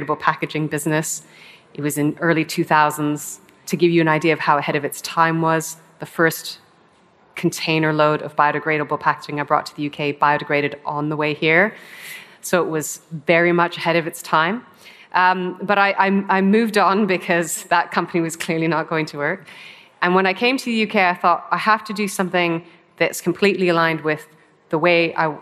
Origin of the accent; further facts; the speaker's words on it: Canada; also born or lived in Hong Kong; now in United Kingdom; I grew up in Canada and I was camping every weekend in the Rocky Mountains